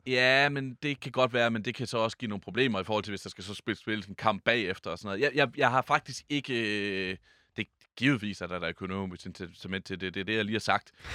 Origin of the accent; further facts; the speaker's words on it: Jutland, Denmark; vi er jo nogle jyder her